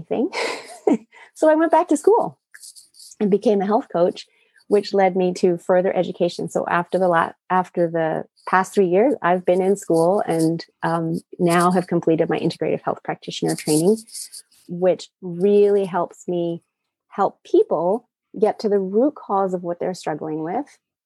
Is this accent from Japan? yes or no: yes; Japan; moved away; I was raised in Japan in the 70s in a highly toxic environment.